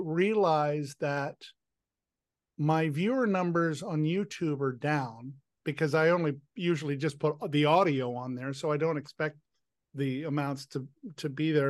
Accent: Washington, District of Columbia, United States; DC is my hometown.

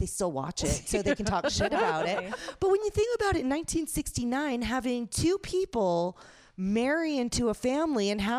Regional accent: New Orleans, Louisiana, United States; I grew up in New Orleans.

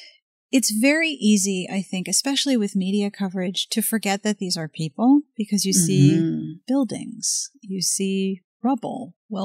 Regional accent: Pittsburgh, Pennsylvania, United States; I am from Pittsburgh.

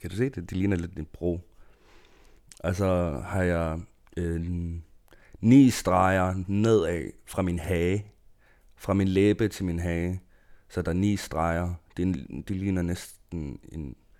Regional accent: Greenland; Danish is a second language; now in Odense, Denmark; som en grønlænder

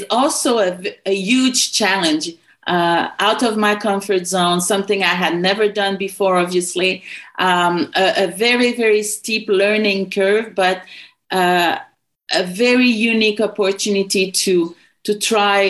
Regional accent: Quebec, Canada; When you come from a certain part of the country, like for me in Quebec, I know all about Quebec

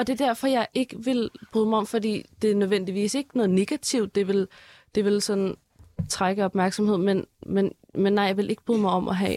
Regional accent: Denmark; jeg er dansker

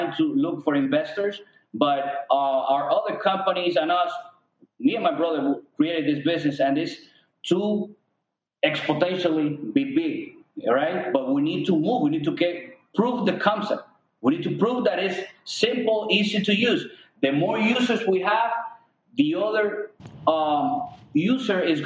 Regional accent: Cuba; now in United States; We're immigrants from Cuba

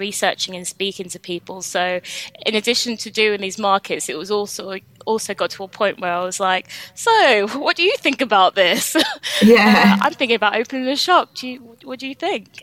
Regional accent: London, United Kingdom; moved away as an adult; now in Leeds, United Kingdom; I'm actually from London. I moved up to Leeds in 2016

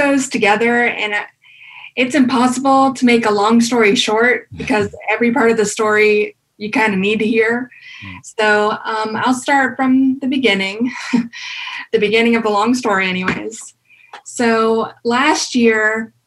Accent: North Carolina, United States; I was born and raised in North Carolina all my life, but my family is originally from Ecuador.

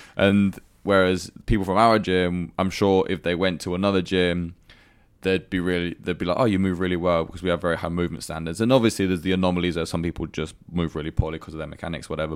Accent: United Kingdom; moved away as an adult; now in Dubai, United Arab Emirates; my hometown in the UK

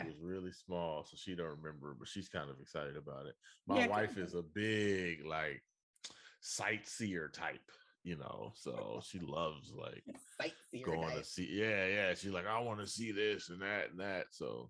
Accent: Oakland, California, United States; I'm from Oakland.

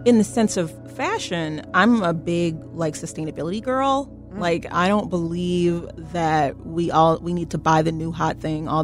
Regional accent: Chicago, Illinois, United States; growing up in Chicago and the Chicagoland area and being a black person

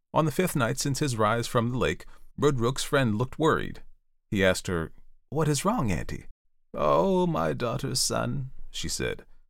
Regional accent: Delaware, United States; my home state of Delaware

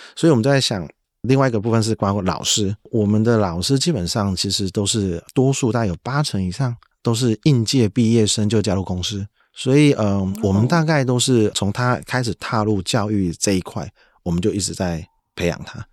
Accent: southern Taiwan, Taiwan; 我慢慢感受到在我们南部这边的这种创业的氛围越来越多

